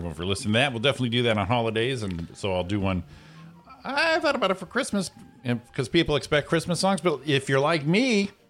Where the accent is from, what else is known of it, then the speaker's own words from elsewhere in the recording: Waterbury, Connecticut, United States; now in Rancho Cucamonga, United States; My hometown, Waterbury, Connecticut.